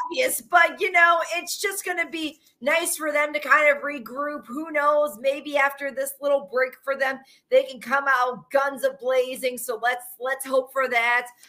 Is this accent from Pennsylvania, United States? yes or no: no; Chicago, Illinois, United States; moved away as an adult; now in South Dakota, United States; I say Chicago, but then I said, "But then for the last three years, I've been living in South Dakota."